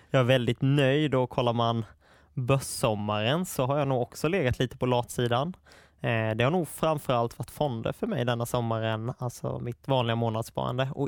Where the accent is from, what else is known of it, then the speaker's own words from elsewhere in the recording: Småland, Sweden; det grundar ju sig mycket i att jag är från Småland och det var de bolagen jag hade störst möjlighet att besöka